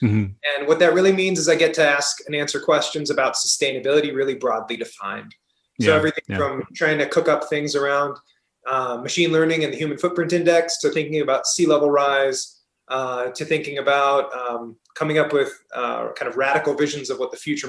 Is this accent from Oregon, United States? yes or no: yes; outside of Portland, Oregon, United States; So I originally come from Oregon, the west coast of the U.S., and I grew up outside of Portland, Oregon.